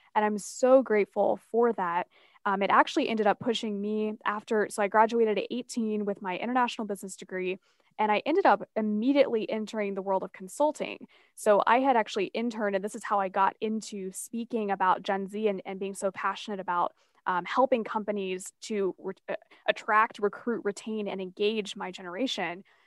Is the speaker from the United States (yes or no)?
yes; Asheville, North Carolina, United States; the mountains of Asheville, which is my hometown